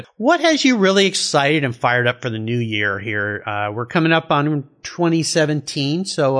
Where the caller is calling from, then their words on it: Gig Harbor, Washington, United States; Today, I'm calling you from Gig Harbor, Washington.